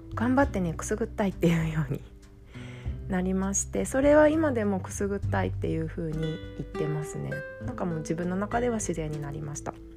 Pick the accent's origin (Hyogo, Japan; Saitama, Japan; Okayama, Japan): Saitama, Japan; accent: Hokkaido dialect; moved away as an adult; also born or lived in Mito, Ibaraki; now in Iwaki, Japan; 私は埼玉で生まれて埼玉で育ったので埼玉育ちなんですね。